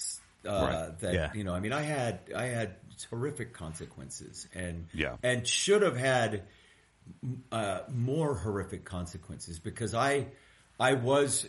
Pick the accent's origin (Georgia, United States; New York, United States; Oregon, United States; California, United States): California, United States; East Bay; I grew up in the East Bay